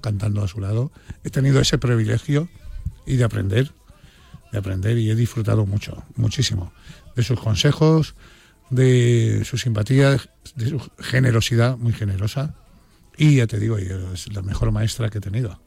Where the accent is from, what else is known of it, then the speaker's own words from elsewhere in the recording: Spain; me siento muy orgulloso de ser español